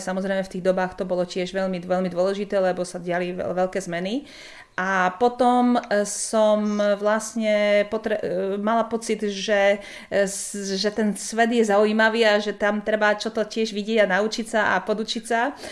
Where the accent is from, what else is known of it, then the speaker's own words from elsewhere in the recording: Slovakia; moved away; keďže som zo Slovenska pôvodne